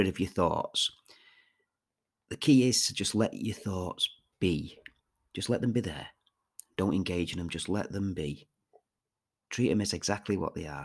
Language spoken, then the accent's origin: English; Manchester, North West England, United Kingdom; I am from Manchester.